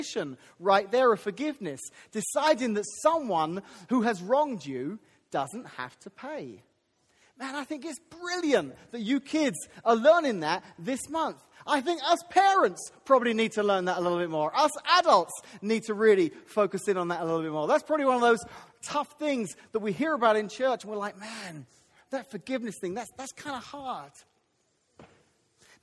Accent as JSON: {"language": "English", "country": "United Kingdom", "moved": "yes", "said": "I'm British"}